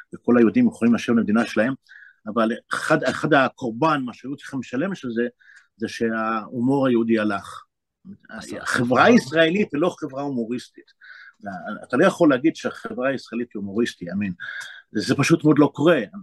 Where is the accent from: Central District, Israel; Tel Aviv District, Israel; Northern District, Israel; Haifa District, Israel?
Tel Aviv District, Israel; Bnei Brak; born or raised there; also born or lived in Jerusalem